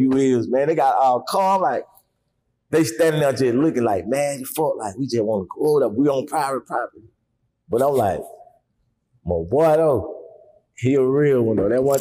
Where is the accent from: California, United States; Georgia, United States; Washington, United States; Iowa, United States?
Georgia, United States; Atlanta; I was born and raised in Atlanta